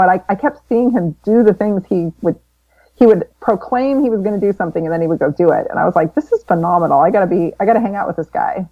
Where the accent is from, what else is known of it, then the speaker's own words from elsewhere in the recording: Florissant, Missouri, United States; I was born in St. Louis, Missouri. Well, Florissant, Missouri, just outside of St. Louis, so in the Midwest.